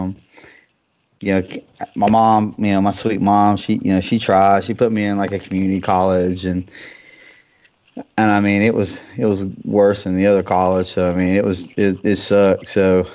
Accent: West Virginia, United States; now in North Carolina, United States; I'm originally from West Virginia

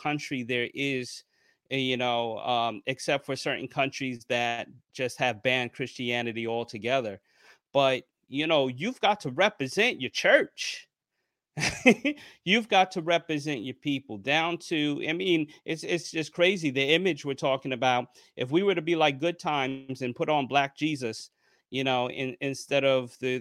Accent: New York, United States; me growing up in New York, taking public transportation

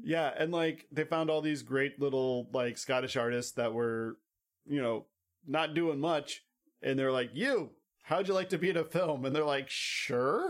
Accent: United States; we're American

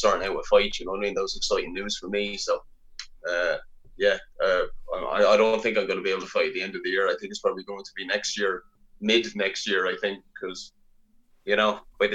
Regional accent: Ireland; born or raised there

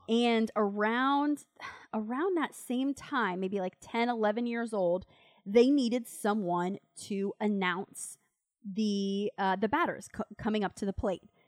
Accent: Winter Haven, Florida, United States; I grew up in a little town, it's about an hour away from Tampa, it's called Winter Haven

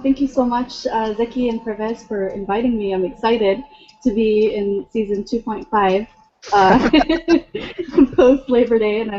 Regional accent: Lansing, Michigan, United States; born there; No, I was born in Lansing.

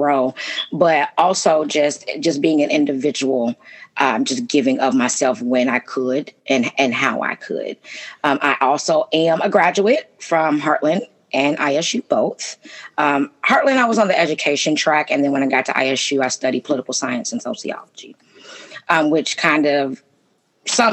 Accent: Chicago, Illinois, United States; moved away as an adult; now in Bloomington, United States; I came from Chicago, was born and raised in Chicago.

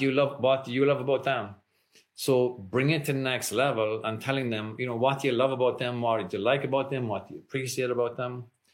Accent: Ireland; I grew up in Ireland, like I said, very conservative at the time.

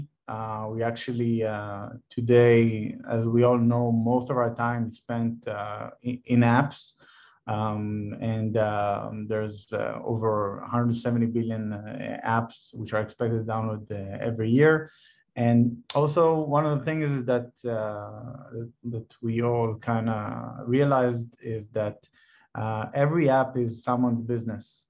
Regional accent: Tel Aviv, Tel Aviv District, Israel; I'm born and raised in Tel Aviv

